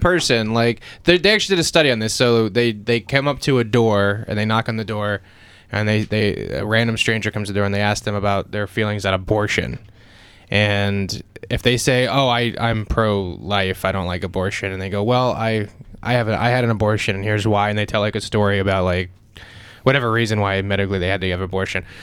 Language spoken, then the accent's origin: English; Pennsylvania, United States; I was born in Pennsylvania